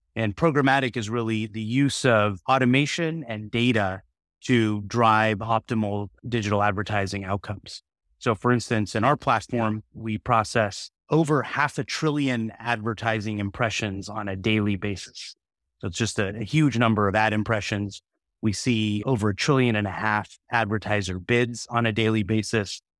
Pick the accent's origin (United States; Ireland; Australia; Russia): United States; Silicon Valley, California; I'm born and raised in Silicon Valley